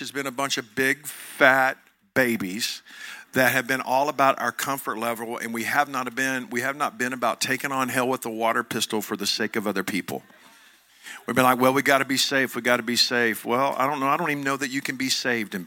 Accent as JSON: {"language": "English", "town": "Joshua", "region": "Texas", "country": "United States", "said": "I'm from Johnson County, Texas. I'm from Joshua, Texas."}